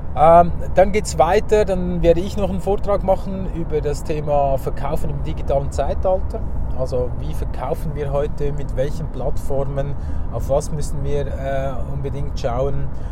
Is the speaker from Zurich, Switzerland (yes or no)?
yes; Zurich, Switzerland; bei uns in Zürich